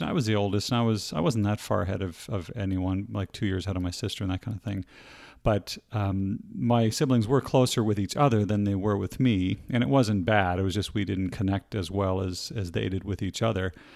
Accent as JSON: {"language": "English", "region": "Nova Scotia", "country": "Canada", "tie": "born or raised there", "said": "I was, uh, born and raised in Canada and, uh, specifically in the province of Nova Scotia, which is on the very east coast"}